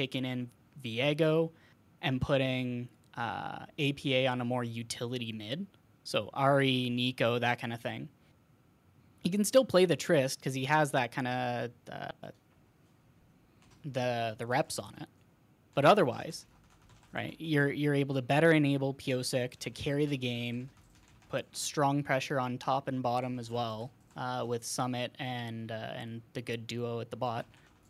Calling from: Ontario, Canada; Yeah, calling from Ontario, Canada.

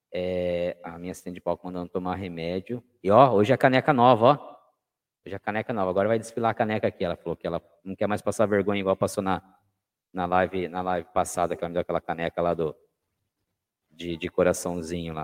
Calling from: Sorocaba, São Paulo, Brazil; Eu estou no Oriente de Sorocaba. Eu falo de Sorocaba, interior de São Paulo

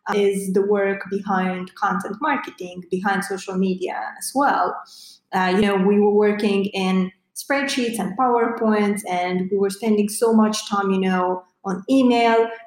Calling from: Bucharest, Romania; Yeah, so calling from uh, Eastern Europe, Bucharest more specifically. So I bet uh, this is your uh, first uh, podcast with someone from, from Romania, from Eastern Europe.

